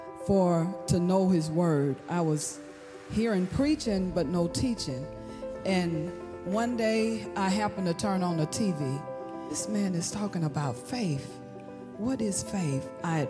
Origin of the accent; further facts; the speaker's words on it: Hattiesburg, Mississippi, United States; I'm from Hattiesburg, Mississippi.